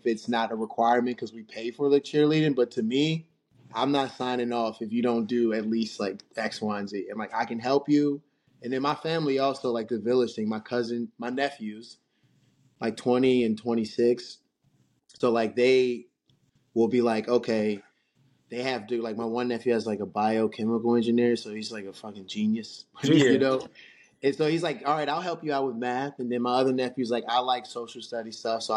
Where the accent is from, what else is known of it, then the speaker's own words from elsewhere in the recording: Lanham, Maryland, United States; also born or lived in Baltimore County, Maryland; I grew up in Lanham, like, PG County. I went to school in Lanham. And then I moved to Baltimore County